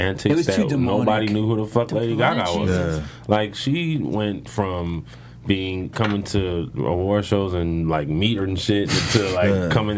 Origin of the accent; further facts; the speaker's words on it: Inglewood, California, United States; I'm from Inglewood, California